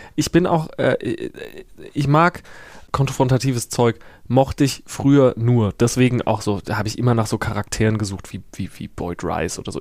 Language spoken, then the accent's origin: German; Herxheim, Rhineland-Palatinate, Germany; now in Berlin, Germany; Ich komme aus Herxheim äh, bei Landau in der Pfalz und da ist der Bahnhof äh, seit den frühen 90ern stillgelegt